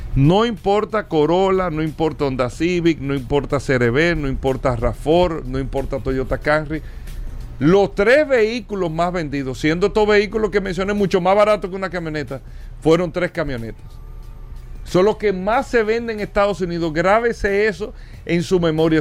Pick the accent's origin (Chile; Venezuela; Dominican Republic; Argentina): Dominican Republic; para nosotros como República Dominicana